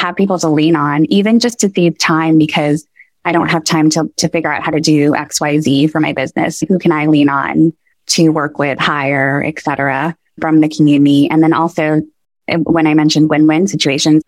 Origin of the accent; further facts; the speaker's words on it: New York, United States; now in Atlanta, United States; growing up in New York